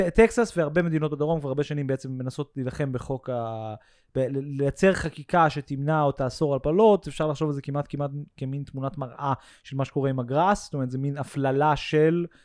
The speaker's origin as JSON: {"language": "Hebrew", "country": "United States", "second_language": "Hebrew", "moved": "yes", "said": "סוג מאוד מסוים של אפליה שרק אני וכמה אמריקאים נוספים חווינו בחיים שלנו"}